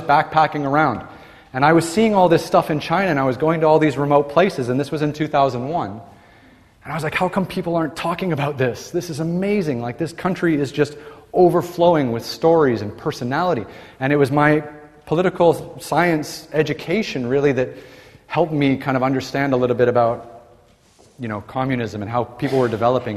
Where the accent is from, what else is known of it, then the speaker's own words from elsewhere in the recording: Toronto, Ontario, Canada; moved away as an adult; When I was growing up in Toronto, Canada, like every young Canadian